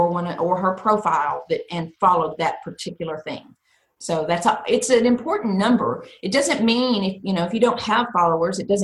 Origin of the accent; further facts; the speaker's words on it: Texas, United States; I'm from Texas